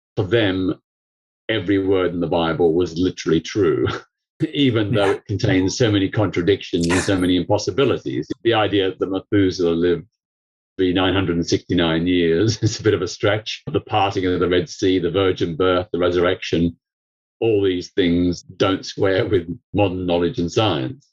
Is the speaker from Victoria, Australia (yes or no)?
yes; Melbourne, Victoria, Australia; now in United Kingdom; I grew up in Melbourne, Australia. I was born there in 1952